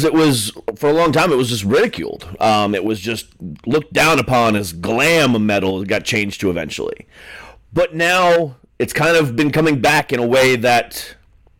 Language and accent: English; Ohio, United States; I'm from Ohio